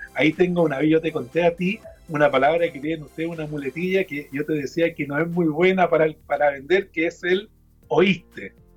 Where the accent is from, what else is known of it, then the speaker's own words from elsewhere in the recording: Chile; cómo somos los chilenos